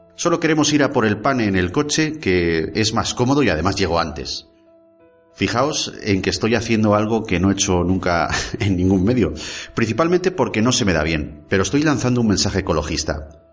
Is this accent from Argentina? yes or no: no; Basque Country, Spain; los vascos nacemos